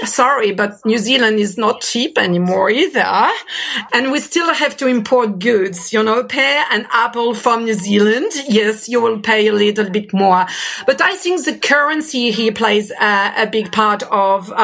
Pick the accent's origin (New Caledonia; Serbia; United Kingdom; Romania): New Caledonia; accent: French